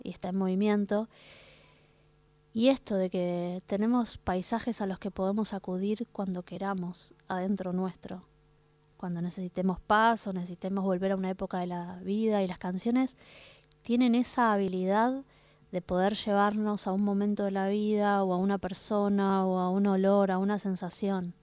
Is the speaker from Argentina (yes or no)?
yes; Argentina; yo como argentina